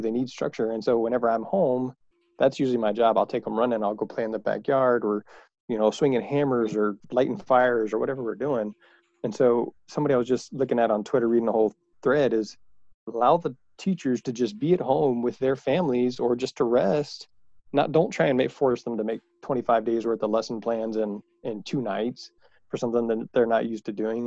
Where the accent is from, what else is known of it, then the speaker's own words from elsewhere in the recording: Houston, Texas, United States; I am from Houston. I am from Texas.